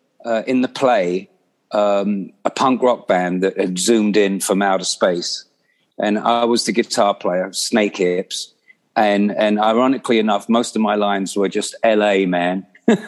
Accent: London, United Kingdom; growing up in London

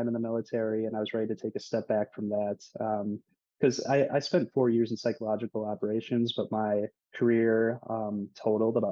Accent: West Salem, Wisconsin, United States; also born or lived in Green Bay, Wisconsin / De Pere, Wisconsin; I grew up in West Salem, Wisconsin, which is a small town on the west side

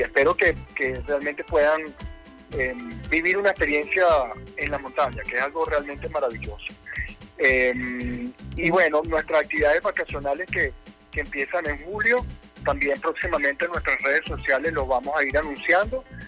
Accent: Venezuela; como muchos venezolanos lo estamos haciendo

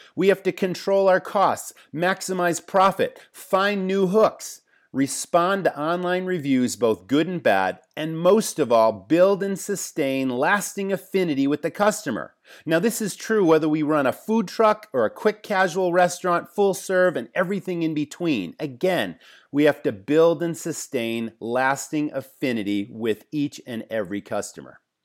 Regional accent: Massachusetts, United States; I grew up in Massachusetts

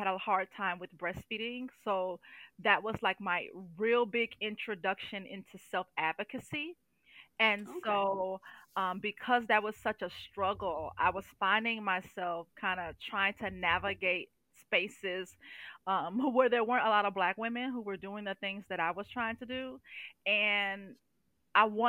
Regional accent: St. Louis, Missouri, United States; moved away as an adult; now in Indianola, United States; I'm originally from St. Louis, Missouri. I've been living here in Indianola, Iowa for almost 4 years now

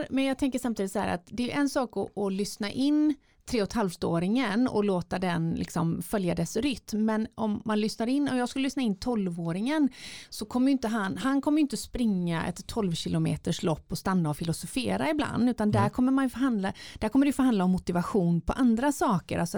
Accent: Osby, Skåne, Sweden; Hemma i Osby gick ett årligt löplopp eh, med den lite ojämna längden 12,4 kilometer. Jag sprang första gången 1990 som 11-åring

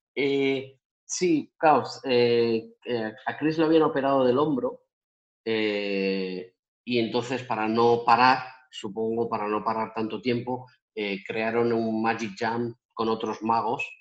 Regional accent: Spain; moved away as an adult; also born or lived in Las Vegas, United States; España, mi tierra

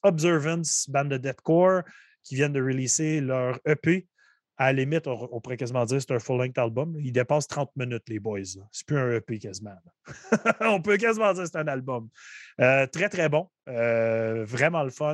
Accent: Gatineau, Quebec, Canada; chez nous à Gatineau

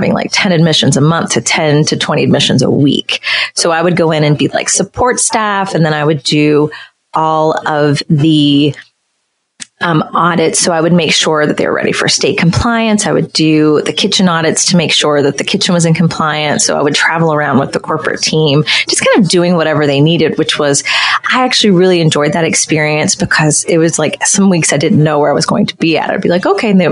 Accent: West Virginia, United States; And I'm originally from West Virginia, so I think it's a very rural state

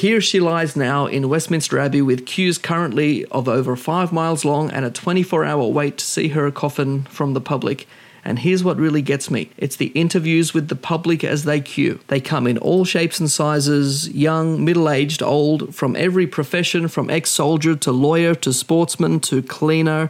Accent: Australia; as Australian

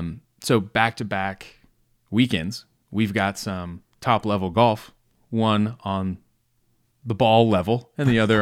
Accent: Mapleton, Georgia, United States

